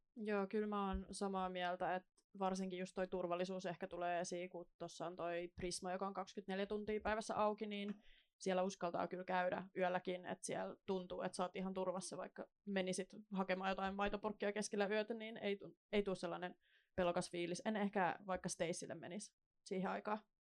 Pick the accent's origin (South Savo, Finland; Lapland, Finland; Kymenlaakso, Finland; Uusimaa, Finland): Uusimaa, Finland; Kauniainen; now in Helsinki, Finland; synnyin siis Helsingissä, niin semmoiset kolme neljä vuotta. Ja sitten muutin äidin kanssa Kauniaisiin.